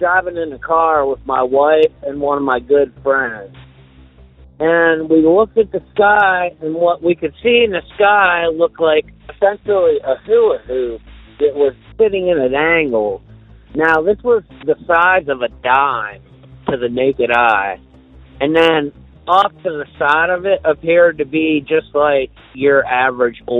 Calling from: Boulder, Colorado, United States; I am from Boulder, Colorado, and I'm calling to report a UFO sighting

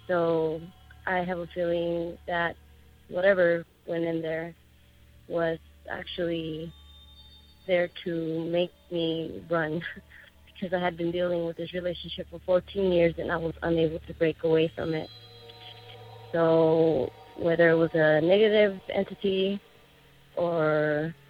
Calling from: Tucson, Arizona, United States; I'm calling from Tucson, Arizona.

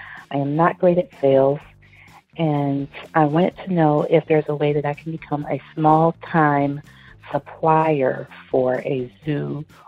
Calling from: Detroit, Michigan, United States; I'm calling from Detroit.

